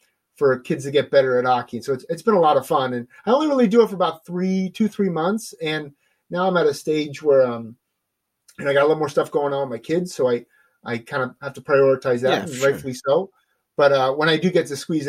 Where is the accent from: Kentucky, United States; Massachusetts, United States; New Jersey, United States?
New Jersey, United States; moved away; I'm a guy from New Jersey